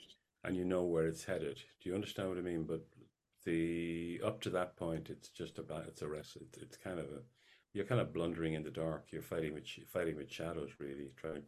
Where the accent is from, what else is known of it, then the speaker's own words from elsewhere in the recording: Ireland; I'm very much an Irish figure